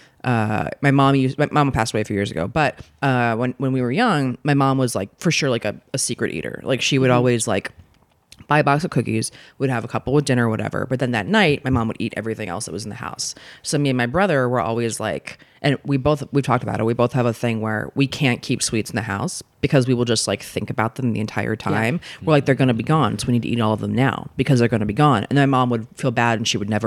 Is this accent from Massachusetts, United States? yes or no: no; Maryland, United States; I grew up in, I'm from Maryland originally.